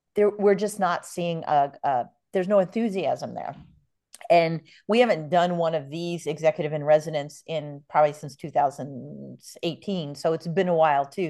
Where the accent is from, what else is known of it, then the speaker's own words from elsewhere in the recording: New York, United States; now in San Diego, United States; I grew up in New York